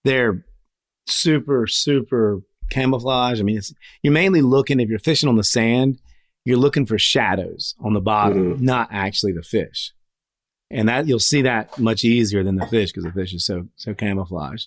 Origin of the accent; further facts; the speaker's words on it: North Carolina, United States; moved away; I'm originally from North Carolina.